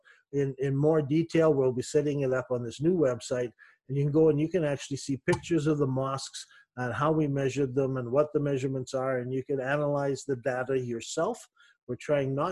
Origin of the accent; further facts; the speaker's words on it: Canada; moved away; also born or lived in Middle East; I'm a Canadian